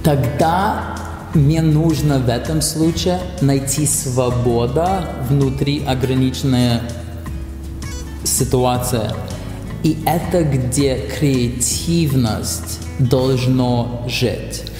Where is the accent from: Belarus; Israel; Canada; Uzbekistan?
Canada; Russian is a second language; moved away as an adult; now in Russia; когда я родился в Канаде